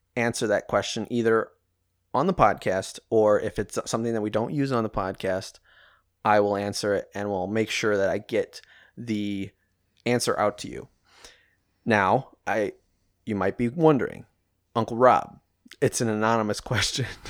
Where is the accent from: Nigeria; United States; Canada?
United States; Midwest; I grew up in the Midwest, what didn't grow up on a farm.